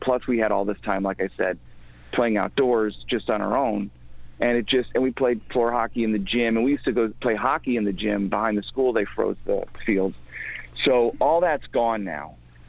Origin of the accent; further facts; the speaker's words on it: Midwest, United States; even where I grew up in the Midwest, it wasn't as elite like that.